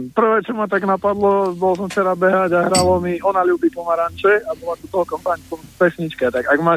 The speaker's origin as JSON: {"language": "Slovak", "town": "Banská Bystrica", "region": "Banská Bystrica Region", "country": "Slovakia", "moved": "yes", "lives_now": "Bratislava, Slovakia", "said": "ja som z Banskej Bystrice originálne, ale teraz som žijem v Bratislave."}